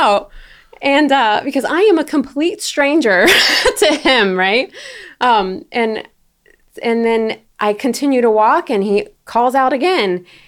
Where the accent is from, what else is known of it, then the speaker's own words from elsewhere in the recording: Florida, United States; moved away; I'm from Florida, I'm from the South